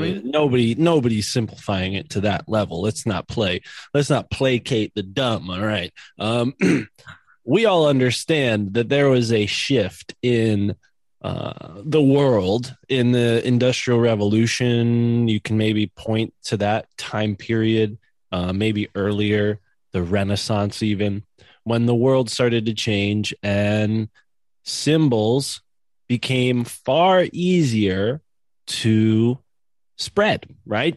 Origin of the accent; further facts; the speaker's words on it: East Coast, United States; I grew up on the East Coast